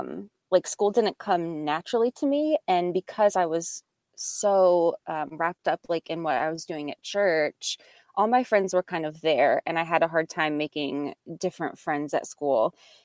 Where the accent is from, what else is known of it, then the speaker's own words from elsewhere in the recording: Salem, Virginia, United States; So I grew up in Southwest Virginia in a little town called Salem.